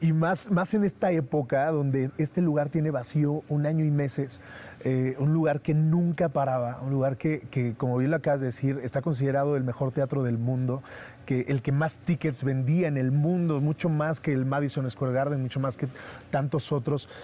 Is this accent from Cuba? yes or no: no; Mexico; como mexicanos